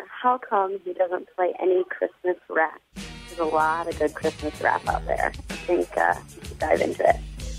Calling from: Chicago, Illinois, United States; I'm calling from Chicago, Illinois

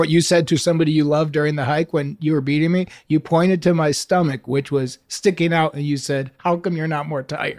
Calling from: Los Angeles, California, United States; I'm calling from Los Angeles

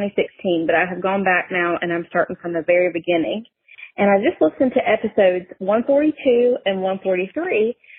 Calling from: South Carolina, United States; I'm calling from South Carolina.

